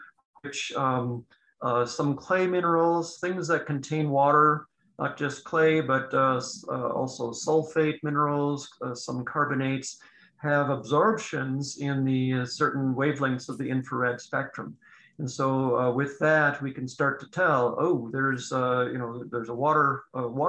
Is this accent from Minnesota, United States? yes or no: yes; Minnesota, United States; moved away; Minnesota, my home state originally